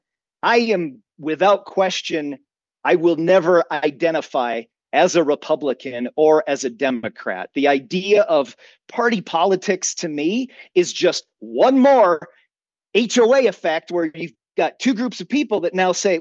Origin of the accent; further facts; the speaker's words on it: Minnesota, United States; moved away; when I was a child growing up in Minnesota till later on as an adult